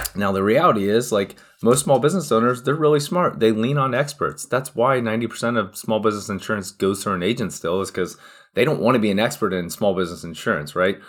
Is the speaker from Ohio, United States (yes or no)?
yes; Cincinnati, Ohio, United States; born and raised in Cincinnati, Ohio, still here today, actually.